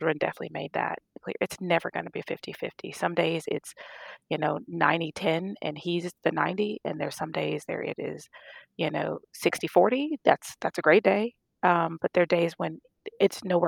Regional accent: Louisiana, United States; moved away as an adult; I'm from Louisiana

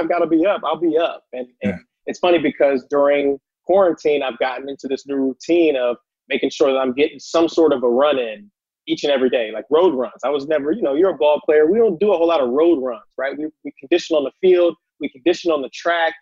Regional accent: Columbus, Ohio, United States; I'm from Columbus, Ohio. Grew up on the east side in the city.

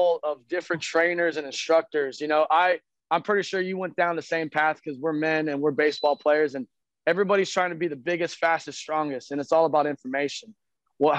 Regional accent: San Antonio, Texas, United States; I've lived in San Antonio, Texas my whole life

